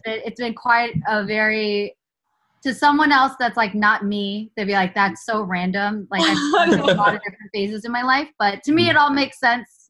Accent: the Bay Area, California, United States; moved away as an adult; now in Los Angeles, United States; I'm from the Bay Area originally, born and raised

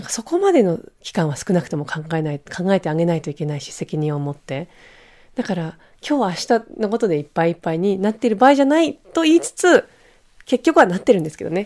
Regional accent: Switzerland; now in Japan; まあスイス出身なので

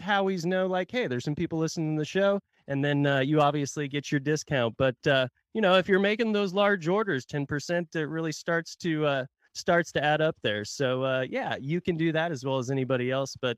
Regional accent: Tulsa, Oklahoma, United States; now in Texas, United States; I'm from Oklahoma, Tulsa to be specific. I've been in living in Texas for quite some time

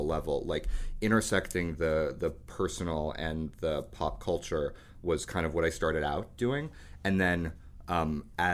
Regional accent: New York City, New York, United States; I had a very colorful run as a teenager growing up in New York City

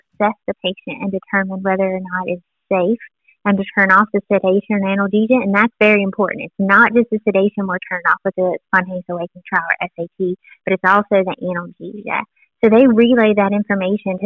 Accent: Tennessee, United States; I'm from Tennessee

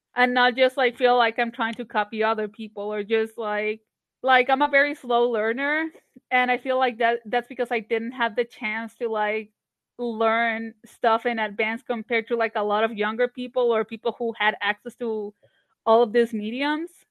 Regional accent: Barranquilla, Atlántico, Colombia; moved away as an adult; also born or lived in Savannah, Georgia; now in Atlanta, United States; I grew up in Barranquilla

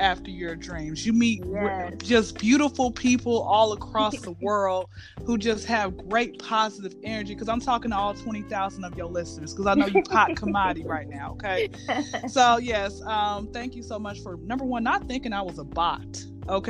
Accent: Atlanta, Georgia, United States; I'm from Atlanta, born and raised

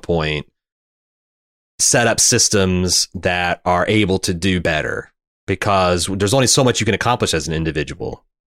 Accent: United States

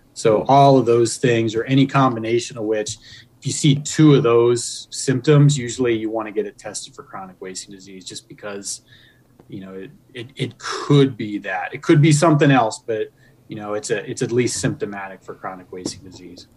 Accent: Pennsylvania, United States; moved away as an adult; also born or lived in Virginia / Illinois; now in Michigan, United States; I grew up in Pennsylvania.

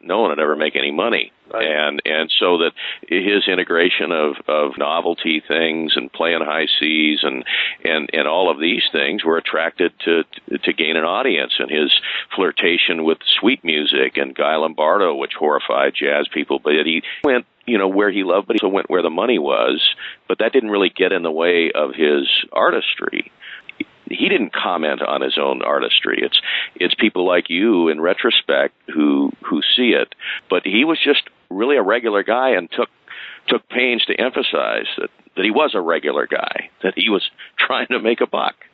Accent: Palo Alto, California, United States; also born or lived in Berkeley; I I grew up in Berkeley in the in Palo Alto areas

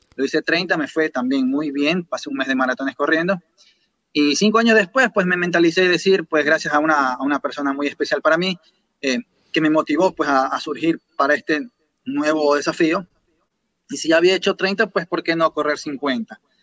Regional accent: Guayaquil, Guayas, Ecuador; de Ecuador, especialmente de la ciudad de Guayaquil

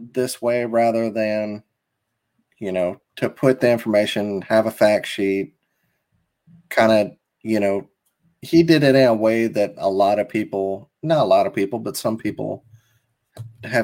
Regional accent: Mississippi, United States; I'm from Mississippi

